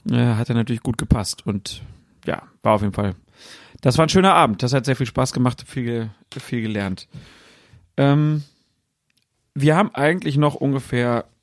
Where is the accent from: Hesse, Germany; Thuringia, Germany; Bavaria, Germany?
Hesse, Germany; Frankfurt; selbst mir als Frankfurter haben sie gar nicht zugehört